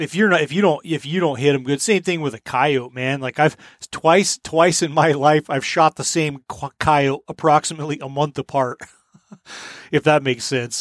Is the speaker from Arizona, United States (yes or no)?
no; Colorado, United States; when I grew up coyote hunting in Colorado